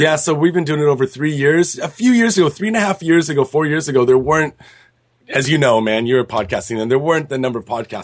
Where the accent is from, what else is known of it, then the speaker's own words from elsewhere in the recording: Seattle, Washington, United States; moved away as an adult; now in Japan; I'm from Seattle, and there's like, of course, there's a lot of Japanese people in Seattle, and I had friend, Japanese friends growing up